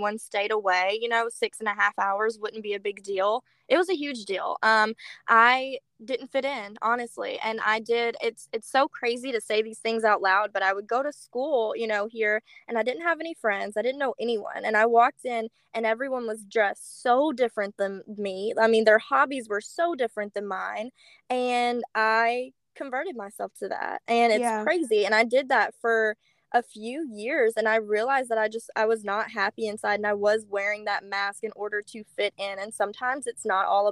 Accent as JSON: {"language": "English", "town": "Baton Rouge", "region": "Louisiana", "country": "United States", "tie": "born or raised there", "moved": "as an adult", "lives_now": "Arkansas, United States", "said": "So I am originally from Baton Rouge, Louisiana."}